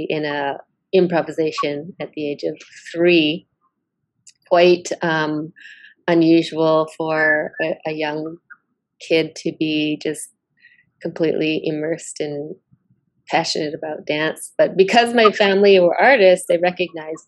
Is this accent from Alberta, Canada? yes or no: no; Six Nations of the Grand River Territory, Ontario, Canada; I'm from Oswege, which is also known as Six Nations of the Grand River Territory, which is located on the Canadian side of Turtle Island.